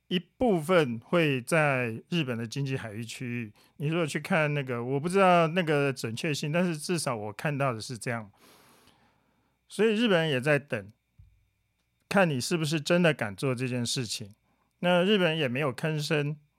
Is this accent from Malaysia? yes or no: no; Taiwan; 对我们台湾人来讲